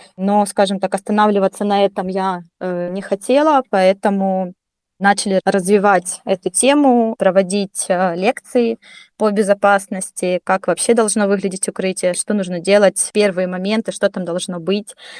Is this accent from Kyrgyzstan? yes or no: no; Donetsk, Donetsk Oblast, Ukraine; moved away as an adult; Я сама из Донецка